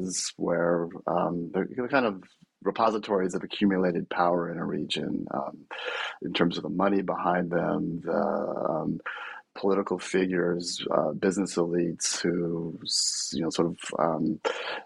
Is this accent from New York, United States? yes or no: no; Bay Area, California, United States; I'm from the Bay Area originally